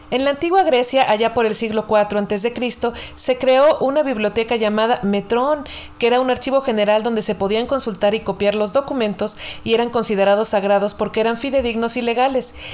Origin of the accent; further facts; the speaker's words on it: Mexico; como mexicanos